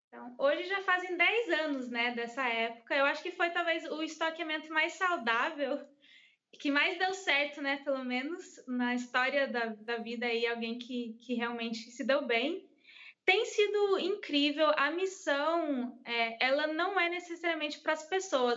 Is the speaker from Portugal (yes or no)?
no; United States; Portuguese is a second language; now in Brazil; eu cresci nos Estados Unidos, uhum. então eu sabia pouco português quando eu vim para o Brasil.